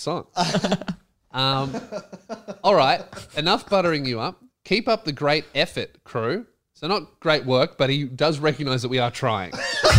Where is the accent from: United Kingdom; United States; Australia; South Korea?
Australia; accent: Australian; Some Americans like couldn't even understand my Australian accent.